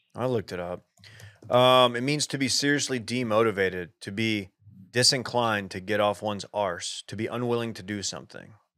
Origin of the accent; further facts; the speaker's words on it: United States; as an American, a U S American